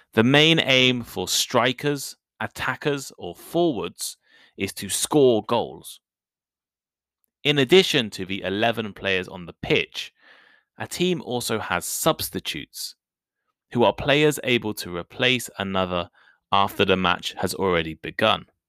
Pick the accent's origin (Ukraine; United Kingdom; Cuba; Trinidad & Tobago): United Kingdom; accent: British English; I am British. And I also speak British English